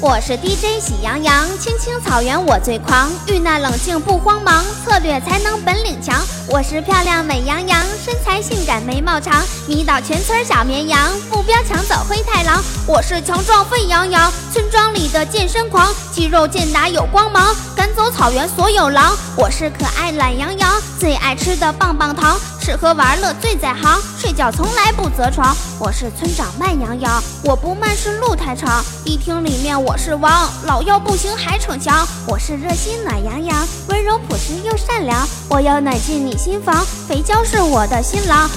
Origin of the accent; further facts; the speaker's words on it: northern China, China; 作为北方人啊，冬天下雪早已是司空见惯了